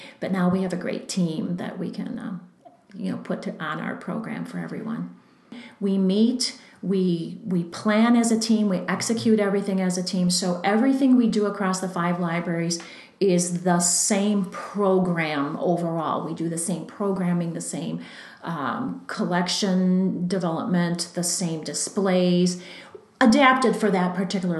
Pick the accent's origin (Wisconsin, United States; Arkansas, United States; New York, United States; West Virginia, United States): Wisconsin, United States; Green Bay; now in Redwood Falls, United States; Growing up in Green Bay, and the Southwest branch was the little library closest to my home